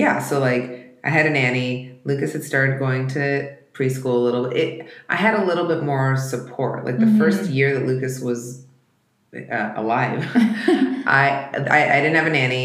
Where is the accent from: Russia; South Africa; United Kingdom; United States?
Russia; moved away; I was born in Russia and there was, you know, everybody had like, you know, their government issued toy.